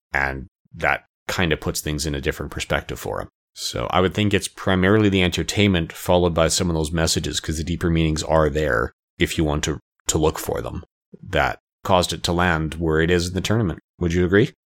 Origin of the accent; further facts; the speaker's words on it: Canada; as a Canadian, but born in the seventies